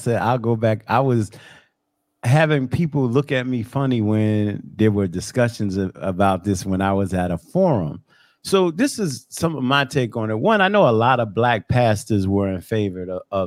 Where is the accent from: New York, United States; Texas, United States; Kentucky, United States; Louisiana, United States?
New York, United States; I'm 54 years old and I grew up in New York, and I grew up in what I would call a financially impaired neighborhood